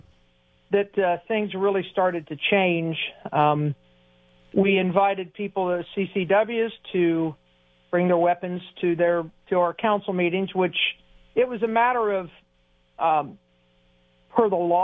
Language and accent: English; Lebanon, Ohio, United States; growing up in Lebanon, I always say Warren County's so Republican it's shaped like an R